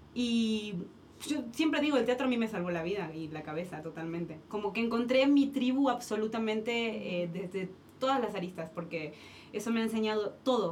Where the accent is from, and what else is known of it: Argentina; moved away as an adult; now in Mexico